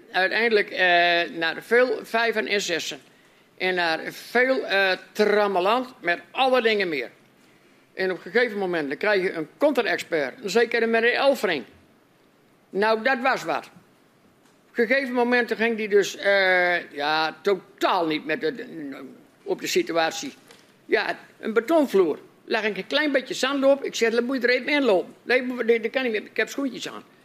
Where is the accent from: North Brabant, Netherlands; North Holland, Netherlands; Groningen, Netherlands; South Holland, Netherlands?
Groningen, Netherlands; wij als Groningers